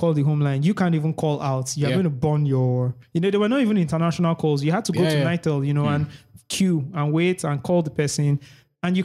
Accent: Lagos, Nigeria; we grew up in Lagos.

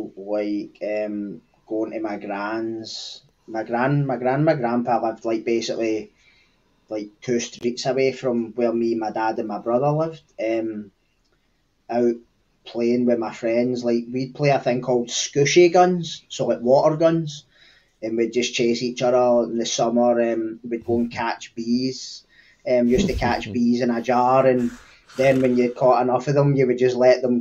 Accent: Cambuslang, Scotland, United Kingdom; I'm from a small area on the kind of southeastern periphery between Glasgow and Lanarkshire. It's called Cambus Lang

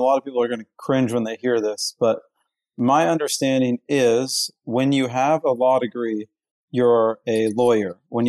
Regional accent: Houston, Texas, United States; moved away; also born or lived in Pacific Northwest; Yeah, so I was actually born in Houston.

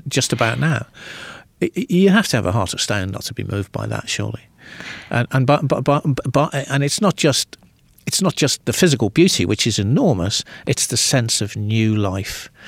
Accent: Birkenhead, North West England, United Kingdom; I grew up in the northwest of England

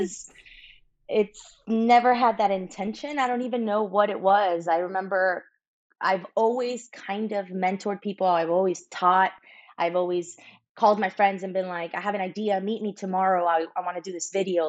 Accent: Miami, Florida, United States; moved away as an adult; also born or lived in Santiago, Chile; now in Los Angeles, United States; I was born in Santiago, Chile, raised in Miami, Florida from the age of five

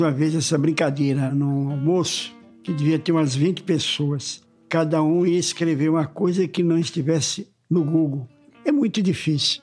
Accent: Sergipe, Brazil; moved away as an adult; now in Rio de Janeiro, Brazil; eu nasci em 48, lá em Sergipe

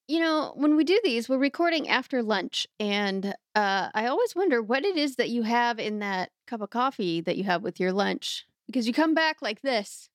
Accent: Texas, United States; moved away as an adult; also born or lived in New England; I also grew up in a different part, like a different yeah. subculture of Texas

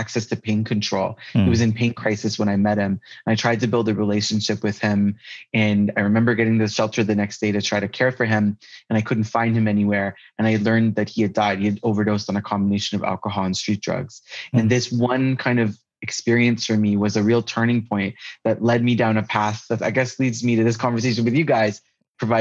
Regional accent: Toronto, Ontario, Canada; I'm a palliative care physician who was born and raised in Toronto, Canada.

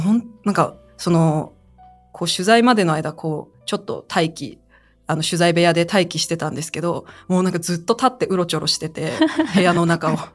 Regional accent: China; now in Japan; 私が中国出身ということ

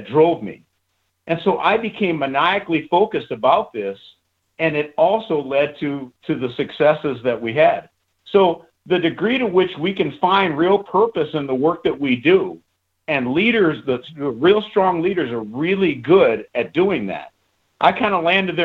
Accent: United States; growing up in the United States

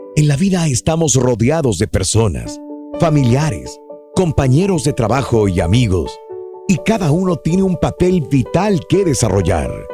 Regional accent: Matamoros, Tamaulipas, Mexico; moved away; en mi tierra, en Matamoros

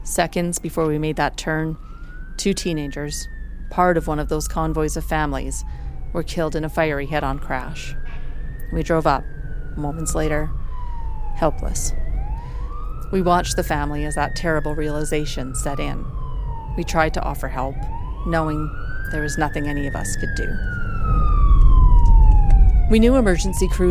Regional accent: Drayton Valley, Alberta, Canada; my hometown of Drayton Valley

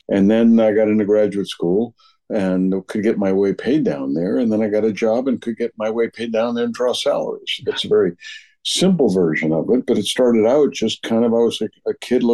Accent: New Orleans, Louisiana, United States; moved away; I grew up in New Orleans

